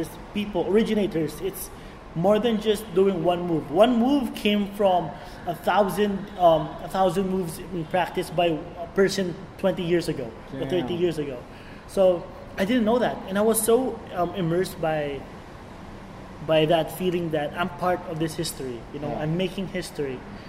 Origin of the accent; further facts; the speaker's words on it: Philippines; As a Filipino, you know, it's really easy for us to like absorb different accents, and it just turns into one.